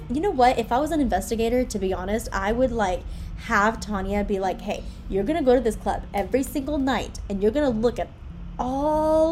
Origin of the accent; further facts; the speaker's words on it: Greenville, Texas, United States; I'm from Greenville, Texas, or at least that's where I grew up